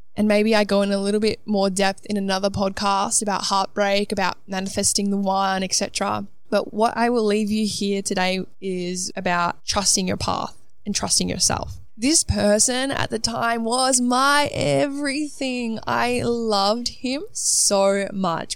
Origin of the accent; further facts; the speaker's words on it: Melbourne, Victoria, Australia; moved away as an adult; also born or lived in Gold Coast; now in London, United Kingdom; I grew up in Melbourne, moved to the Gold Coast for two years spontaneously, and then now have moved myself from the Gold Coast to London